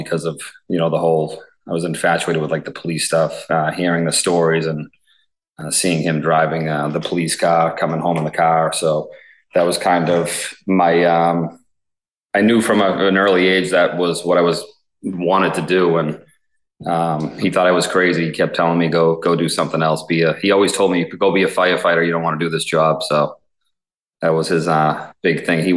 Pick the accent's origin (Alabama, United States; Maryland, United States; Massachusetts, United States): Massachusetts, United States; Braintree; So I've been born and raised in Braintree.